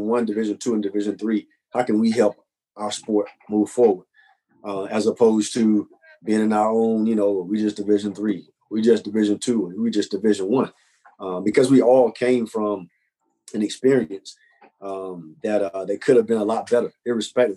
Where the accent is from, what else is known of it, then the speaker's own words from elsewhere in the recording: North Carolina, United States; moved away as an adult; now in Birmingham, United States; I'm not from Birmingham, I'm from North Carolina